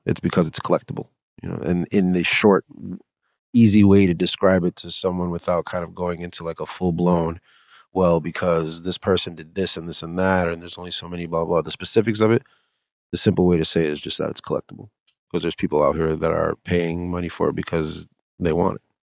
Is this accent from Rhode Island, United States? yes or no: yes; Providence, Rhode Island, United States; growing up in Providence